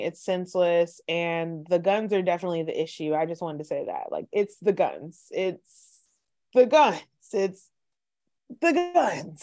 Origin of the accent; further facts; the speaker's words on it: the South, United States; we're from the South